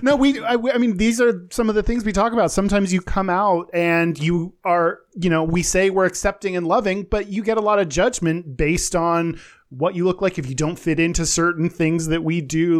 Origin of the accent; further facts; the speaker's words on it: Texas, United States; growing up in Texas, because of growing up in the U S